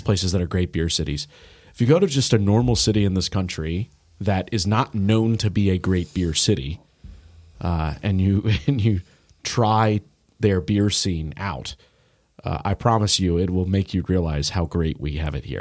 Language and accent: English; Indianapolis, Indiana, United States; now in Cincinnati, United States; I grew up in Indy